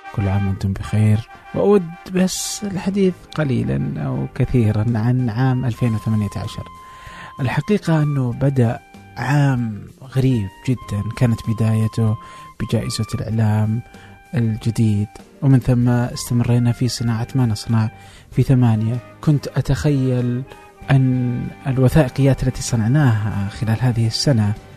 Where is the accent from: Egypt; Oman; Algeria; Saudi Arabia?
Saudi Arabia; عندنا في السعودية